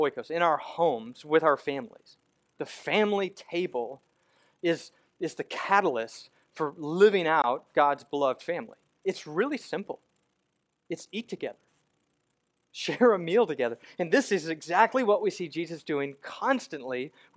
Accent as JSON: {"language": "English", "country": "United States", "lives_now": "Memphis, United States", "said": "as an American Christian"}